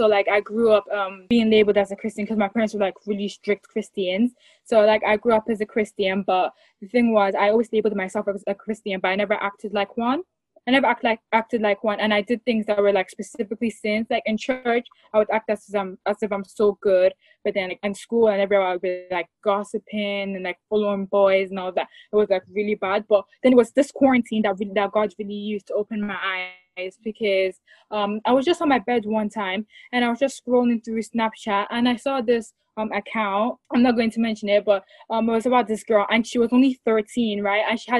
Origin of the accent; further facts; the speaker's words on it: Ireland; now in England; I'm …, and I'm from Ireland. I was born in Ireland, but then I moved to England. But I come from, like, a Nigerian background.